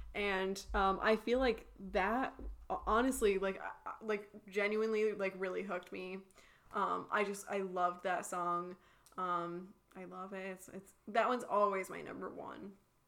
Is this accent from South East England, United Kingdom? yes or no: no; Wales, United Kingdom; And, like, I'm a Welsh person who, like, I identify with this song.